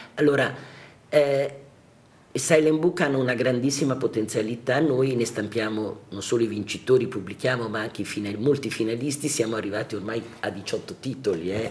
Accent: Lombardy, Italy; also born or lived in Florence; now in Milan, Italy; sono tornata a casa, come si dice, essendo lombarda. ho ripreso le mie radici

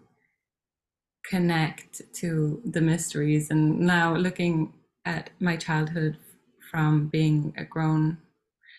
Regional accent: Sweden; also born or lived in Norway; born in Norway, and we moved to Sweden when I was 3 years old, and I grew up in a Waldorf school.

